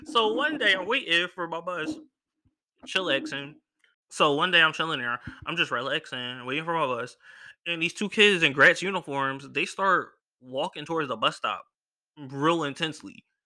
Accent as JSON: {"language": "English", "town": "Philadelphia", "region": "Pennsylvania", "country": "United States", "said": "I'm from Philly"}